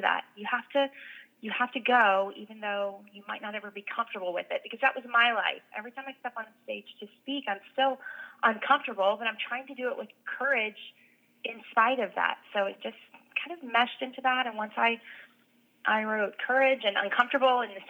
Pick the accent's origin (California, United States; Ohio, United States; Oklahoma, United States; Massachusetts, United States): Oklahoma, United States; Oklahoma City; now in Tulsa, United States; I live in Tulsa, Oklahoma. I grew up in Oklahoma City.